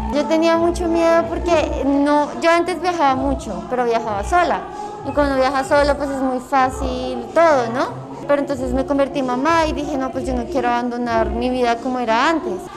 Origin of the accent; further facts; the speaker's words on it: Cajicá, Cundinamarca, Colombia; Yo soy de Cajica, Cundinamarca